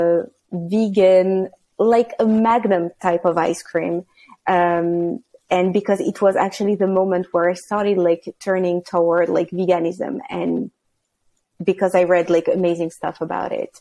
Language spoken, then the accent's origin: English; France; moved away as an adult; also born or lived in United Kingdom; I was born in France. So I had these food cooking education from the country I'm from